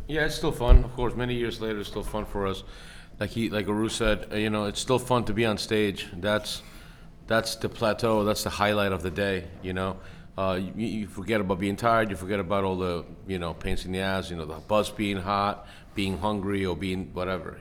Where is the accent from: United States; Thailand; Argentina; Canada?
United States; I'm proud to be an American